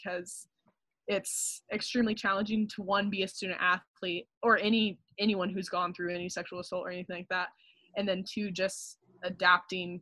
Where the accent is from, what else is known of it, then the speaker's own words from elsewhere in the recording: Colorado, United States; moved away; I come from Colorado